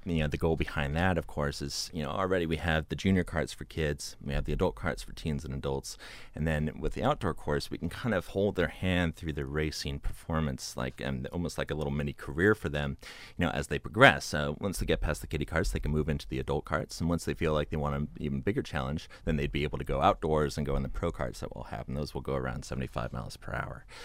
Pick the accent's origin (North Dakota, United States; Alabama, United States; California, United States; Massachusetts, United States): California, United States; Santa Cruz; I was born and raised in Santa Cruz, uh, about forty-five minutes north of Laguna Seca.